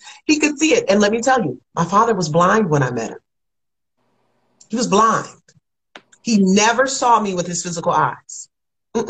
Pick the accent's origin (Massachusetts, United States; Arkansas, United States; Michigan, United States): Michigan, United States; Kalamazoo; now in Atlanta, United States; Kalamazoo, Michigan, where I'm from